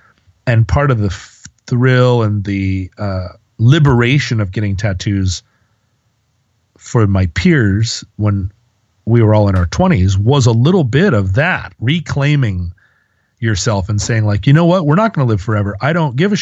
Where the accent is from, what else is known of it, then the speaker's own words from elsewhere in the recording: United States; the fog of monotheism that we all come out of growing up in America